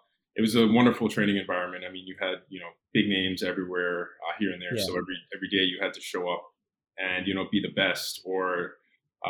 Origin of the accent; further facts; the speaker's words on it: Cayman Islands; moved away as an adult; also born or lived in Gainesville, Florida / New York; now in Miami, United States; growing up on Grand Cayman, being surrounded by water, the beach was right there